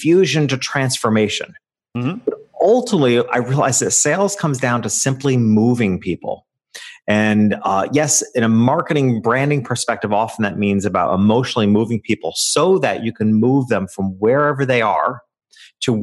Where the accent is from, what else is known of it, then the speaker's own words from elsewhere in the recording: upstate New York, United States; moved away; I returned to my hometown, which is a small country town in upstate New York.